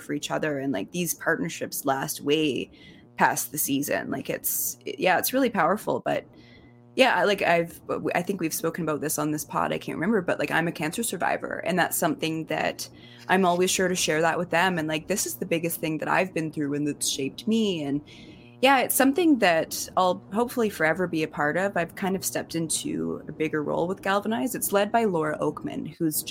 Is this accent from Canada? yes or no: yes; Kimberley, British Columbia, Canada; moved away; I'm from Kimberley